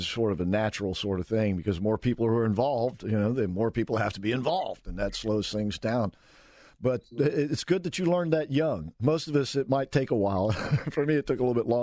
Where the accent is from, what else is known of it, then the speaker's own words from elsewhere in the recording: Orlando, Florida, United States; I've been in Orlando my entire life.